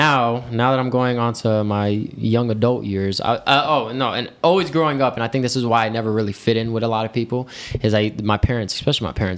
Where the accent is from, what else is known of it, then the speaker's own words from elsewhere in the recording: Georgia, United States; also born or lived in Brooklyn, New York / Texas; we ended up moving to Georgia around 2004, 2005, and that's pretty much where I've been here